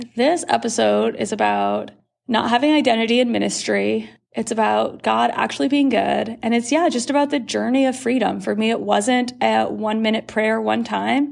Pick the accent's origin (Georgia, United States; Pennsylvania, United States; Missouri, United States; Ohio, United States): Ohio, United States; Worthington; born or raised there; also born or lived in Canada